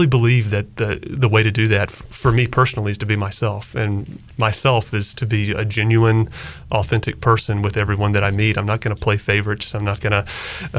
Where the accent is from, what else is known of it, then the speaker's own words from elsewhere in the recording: Greenville, North Carolina, United States; moved away as an adult; also born or lived in Washington, D.C.; now in Greenville, United States; when I grew up in Greenville, those were the experiences that shaped who I am today. And ECU was a part of it.